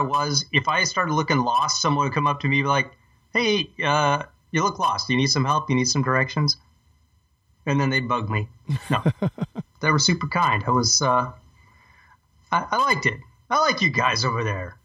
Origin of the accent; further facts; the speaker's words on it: United States; I'm an American